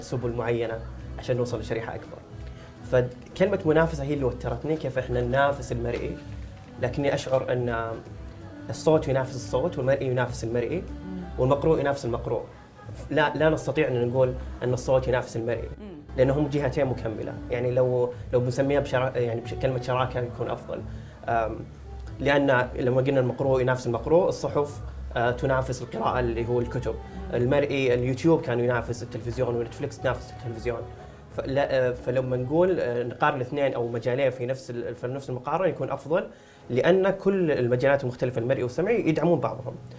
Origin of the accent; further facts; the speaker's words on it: Saudi Arabia; عندنا في السعوديه